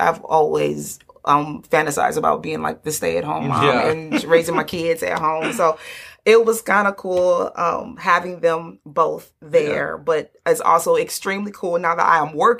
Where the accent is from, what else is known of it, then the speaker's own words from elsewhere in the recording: Detroit, Michigan, United States; I grew up on the east side of Detroit